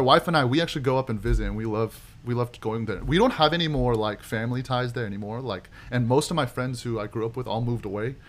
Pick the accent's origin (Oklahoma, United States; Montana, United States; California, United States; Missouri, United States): Oklahoma, United States; Oklahoma City; moved away as an adult; also born or lived in Waco, Texas; I was born and raised in Oklahoma City, and uh, lived there my whole life, all the way up to college